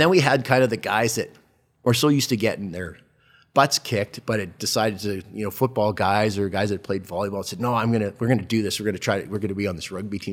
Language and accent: English; Calgary, Alberta, Canada; also born or lived in Edmonton / Southern Ontario; a resident of Calgary from the time I was three years old onward. But fast forward, went to, went to high school at Queenie